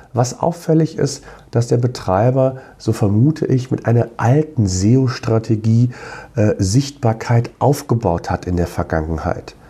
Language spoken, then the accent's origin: German; near Cologne, North Rhine-Westphalia, Germany; Ich komme ja selbst aus der Nähe von Köln.